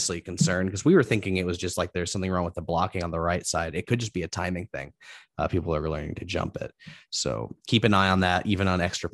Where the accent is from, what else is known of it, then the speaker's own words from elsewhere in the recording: Indianapolis, Indiana, United States; growing up in Indianapolis when Peyton was here